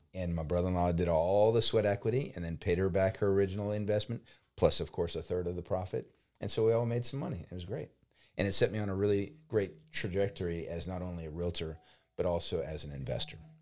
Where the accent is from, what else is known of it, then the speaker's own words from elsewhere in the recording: New Orleans, Louisiana, United States; moved away as an adult; now in Lafayette, United States; I'm originally from New Orleans